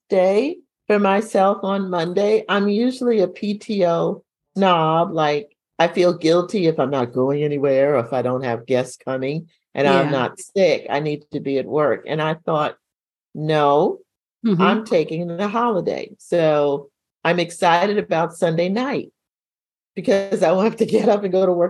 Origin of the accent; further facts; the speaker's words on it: New York, United States; moved away; growing up in New York